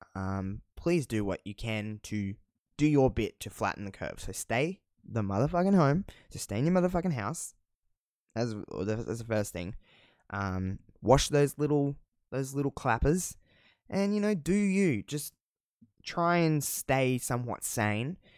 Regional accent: Australia; accent: Australian; I don't think I have that thick of an Australian accent, but maybe

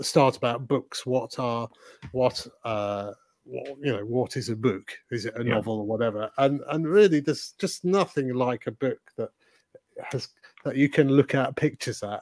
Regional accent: Leeds, Yorkshire and the Humber, United Kingdom; We grew up together in Leeds

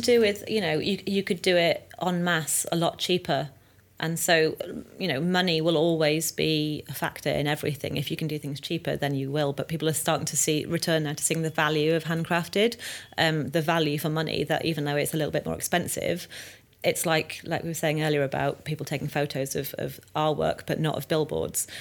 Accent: North Wales, United Kingdom; moved away as an adult; also born or lived in London; I was from North Wales, this little scared girl in the city

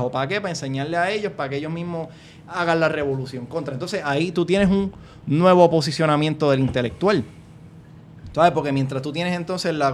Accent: Puerto Rico; somos puertorriqueños y esto nos va a dar una identidad y nos va a hacer sentir bien

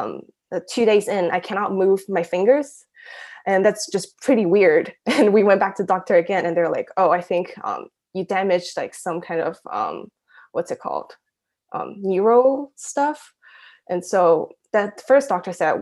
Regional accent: Shanghai, China; also born or lived in Taiwan / Zhuhai / London; born and raised in Shanghai, but I'm a Taiwanese, and I lived in Zhuhai

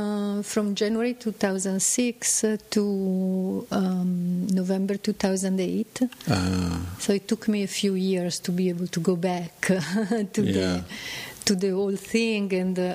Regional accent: Milan, Lombardy, Italy; From Milan.

